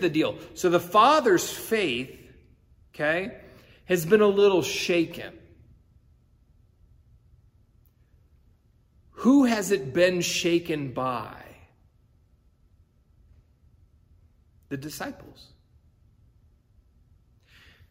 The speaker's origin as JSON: {"language": "English", "country": "United States", "said": "as us as American Christians"}